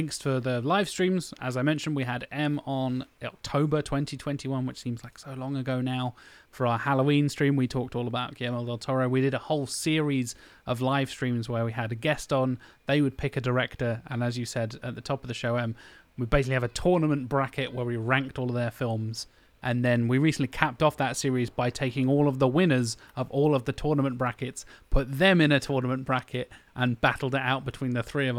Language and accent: English; United Kingdom; we're British